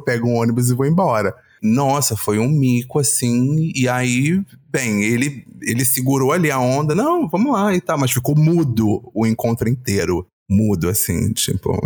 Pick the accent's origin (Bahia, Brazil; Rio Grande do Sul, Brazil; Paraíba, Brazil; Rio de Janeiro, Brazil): Rio de Janeiro, Brazil; Minha mãe já nasceu no Rio, eu já nasci no Rio